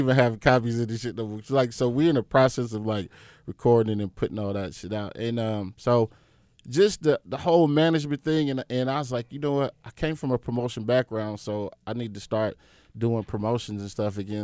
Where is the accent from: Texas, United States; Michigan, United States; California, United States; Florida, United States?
California, United States; Compton; also born or lived in Rialto, California; I grew up in Southern California, uh, D J-ing. I'm from Compton. So, in between, like, Compton and this, like, city called Rialto